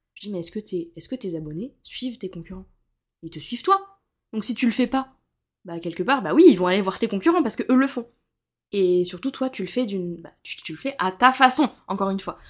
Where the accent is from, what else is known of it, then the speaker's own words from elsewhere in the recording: Montpellier, Occitania, France; je suis de Montpellier